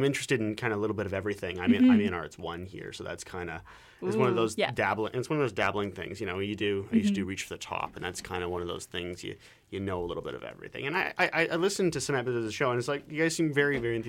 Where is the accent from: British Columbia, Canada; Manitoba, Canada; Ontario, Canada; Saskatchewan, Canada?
Ontario, Canada; London; moved away; back in my hometown, I'm from London, Ontario, not England.